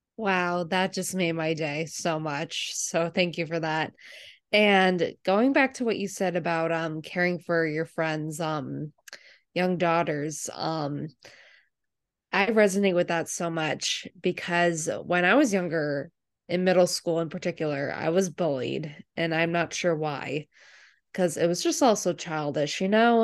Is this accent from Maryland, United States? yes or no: no; Medfield, Massachusetts, United States; I grew up in the m, really mean, ugly town of Medfield, Massachusetts